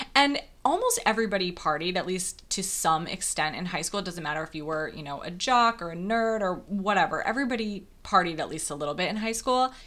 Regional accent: Wisconsin, United States; moved away; I grew up in a very, very small town in Wisconsin

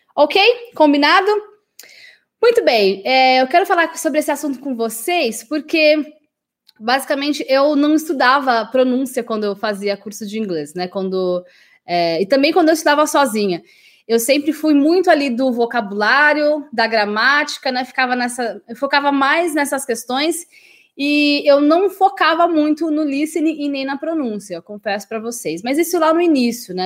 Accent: Brazil; also born or lived in England; Nós, brasileiros

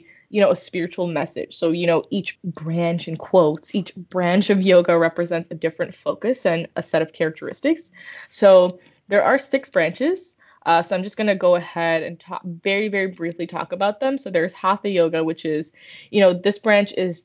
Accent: India; we're Indian

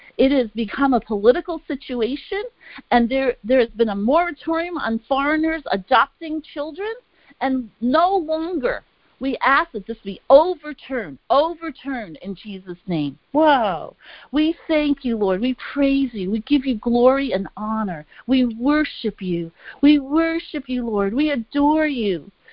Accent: New York City, New York, United States; I grew up in Brooklyn, New York

